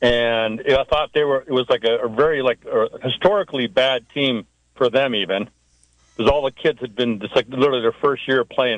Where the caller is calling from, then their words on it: Willits, California, United States; from Willits.